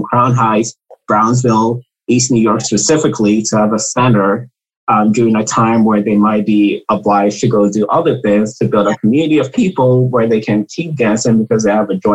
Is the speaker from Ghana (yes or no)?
yes; Ghana; I'm from Ghana